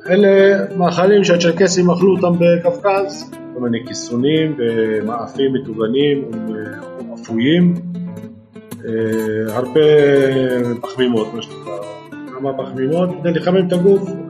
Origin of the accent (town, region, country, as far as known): Rehaniya, Northern District, Israel